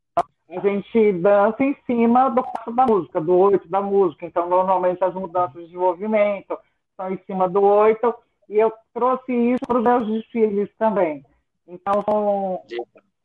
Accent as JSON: {"language": "Portuguese", "town": "Ribeirão Preto", "region": "São Paulo", "country": "Brazil", "tie": "born or raised there", "moved": "yes", "lives_now": "São Paulo, Brazil", "said": "eu nasci em Ribeirão Preto, no interior de São Paulo."}